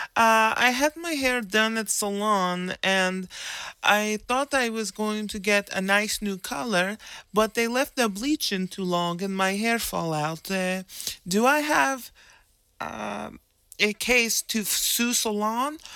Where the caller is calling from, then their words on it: Glendale, United States; I'm calling from Glendale.